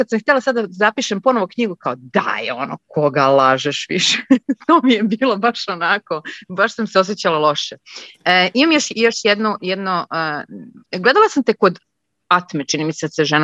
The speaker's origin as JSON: {"language": "Croatian", "town": "Belgrade", "country": "Serbia", "tie": "born or raised there", "also_born_or_lived": "Croatia", "moved": "as an adult", "lives_now": "Munich, Germany", "said": "trenutno živim u Minhenu, ali veliki izazov imam sa uopšte sa našim prostorima. Rodom sam iz Hrvatske, odrasla sam u Beogradu"}